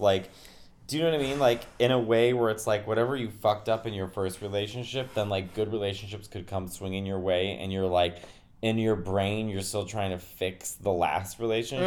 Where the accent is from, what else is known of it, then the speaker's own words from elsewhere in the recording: New York City, New York, United States; I'm a New Yorker